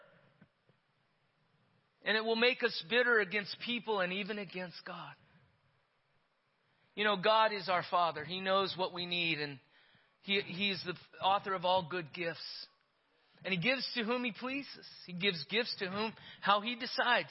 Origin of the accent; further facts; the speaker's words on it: Yerington, Nevada, United States; When I was a kid growing up in Yerington, Nevada